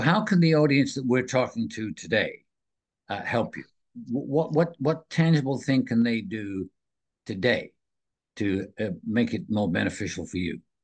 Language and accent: English; New Westminster, British Columbia, Canada; my hometown.